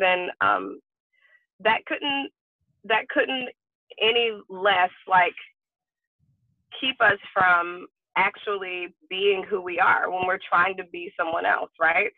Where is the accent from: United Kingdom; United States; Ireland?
United States; Alabama; I'm from Alabama